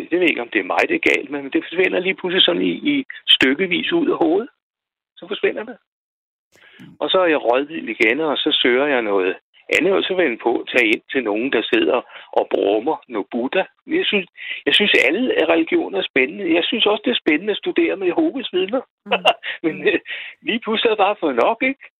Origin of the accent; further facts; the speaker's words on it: Roskilde, Zealand, Denmark; Jeg er fra Roskilde.